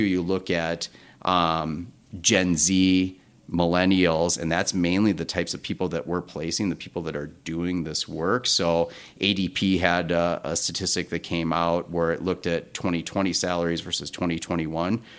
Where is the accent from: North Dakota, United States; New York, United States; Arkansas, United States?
North Dakota, United States; also born or lived in Twin Cities, Minnesota; now in Minneapolis, United States; I'm from North Dakota originally